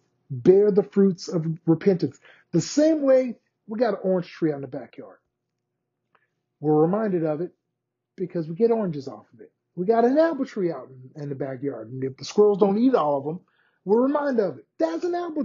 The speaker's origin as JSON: {"language": "English", "country": "United States", "said": "we as Americans"}